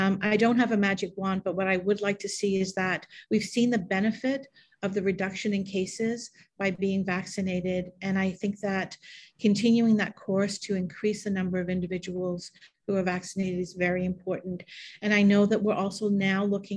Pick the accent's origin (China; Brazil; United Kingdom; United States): United Kingdom; England; also born or lived in Canada / Toronto; now in Northumberland County, Canada; I was born in England. I've been in Canada since 1975